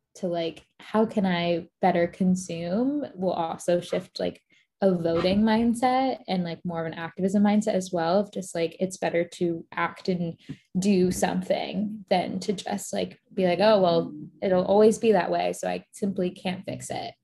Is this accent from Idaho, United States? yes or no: no; Florida, United States; moved away as an adult; also born or lived in Boston; I grew up in Florida